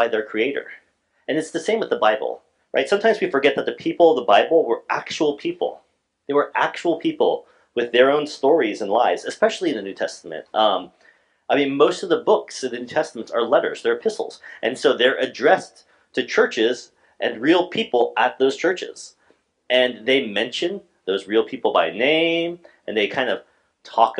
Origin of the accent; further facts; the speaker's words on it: Alaska, United States; I was from Alaska